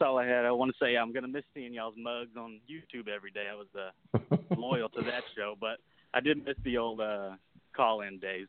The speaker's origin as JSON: {"language": "English", "region": "Arkansas", "country": "United States", "tie": "born or raised there", "said": "born and raised in Arkansas"}